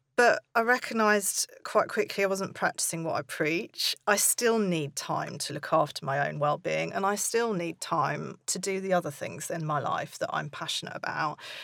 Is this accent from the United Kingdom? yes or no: yes; United Kingdom; we're British